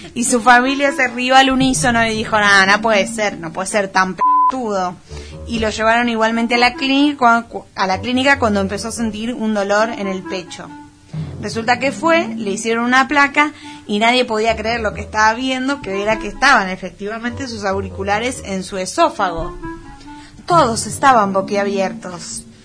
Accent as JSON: {"language": "Spanish", "region": "Buenos Aires", "country": "Argentina", "said": "soy muy porteña"}